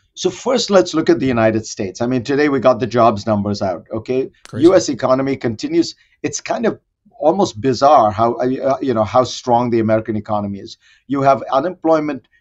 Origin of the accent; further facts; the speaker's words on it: Mumbai, Maharashtra, India; I grew up in India in the 60s and 70s